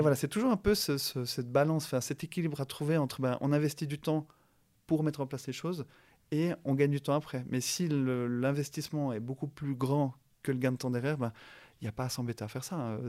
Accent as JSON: {"language": "French", "town": "La Chaux-de-Fonds", "region": "Neuchâtel", "country": "Switzerland", "tie": "born or raised there", "also_born_or_lived": "Yverdon / Lausanne / Geneva", "moved": "yes", "said": "né à La Chaux-de-Fonds, je vis à Yverdon, euh, à Lausanne et à Genève. Donc il n'y a pas plus Suisse que moi"}